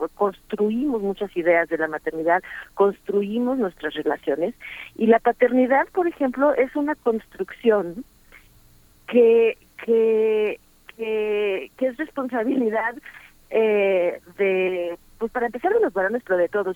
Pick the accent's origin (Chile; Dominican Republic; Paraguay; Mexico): Mexico; moved away; also born or lived in Paris, France; yo veía como mexicana, aunque no me planteo como mexicana